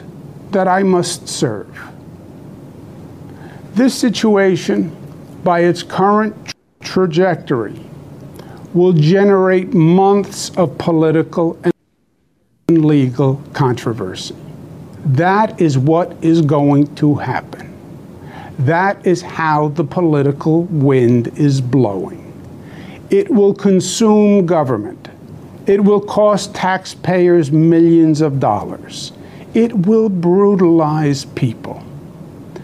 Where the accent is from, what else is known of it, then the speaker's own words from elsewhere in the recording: New York, United States; I'm a New Yorker, born and bred